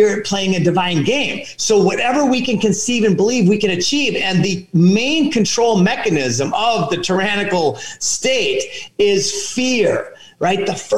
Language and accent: English; Minnesota, United States; I grew up in Minnesota